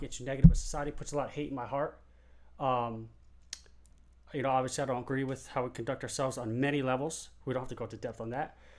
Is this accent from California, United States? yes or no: yes; San Diego, California, United States; I'm from San Diego